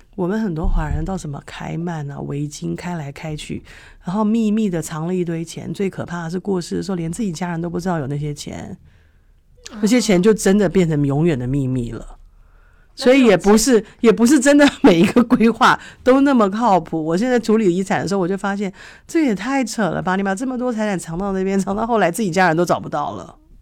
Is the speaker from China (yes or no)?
no; Taipei, Taiwan; moved away; 以前在台北长大的时候